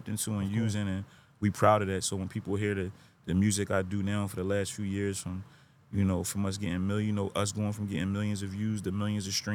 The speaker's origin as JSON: {"language": "English", "town": "Philadelphia", "region": "Pennsylvania", "country": "United States", "tie": "born or raised there", "said": "I'm from West Philadelphia, Pennsylvania."}